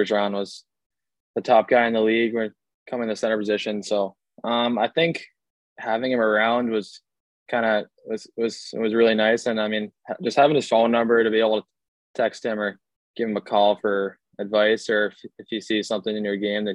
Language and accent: English; Boston, Massachusetts, United States; is my hometown